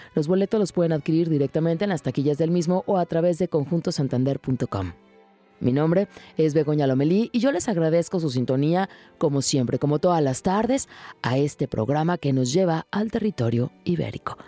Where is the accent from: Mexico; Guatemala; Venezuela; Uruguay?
Mexico; nosotros como mexicanos